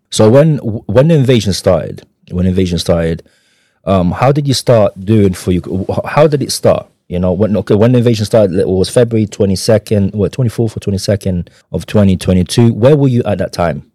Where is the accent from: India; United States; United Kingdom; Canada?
United Kingdom; London; also born or lived in Ukraine; I was born in Ukraine in 91. I immigrated here in 98 with my family. My, my parents took me away here. Grew up all my life in London, North London. You can tell by my accent.